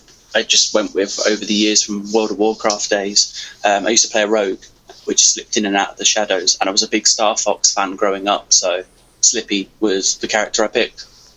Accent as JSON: {"language": "English", "region": "England", "country": "United Kingdom", "tie": "born or raised there", "also_born_or_lived": "Cyprus", "lives_now": "Scotland", "said": "I was raised in England, hence the accent, but then I moved back to Scotland as soon as I could."}